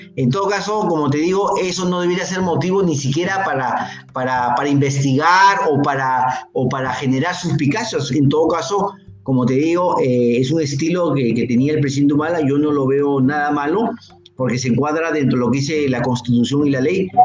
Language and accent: Spanish; Piura, Peru; yo soy provinciano, yo soy piurano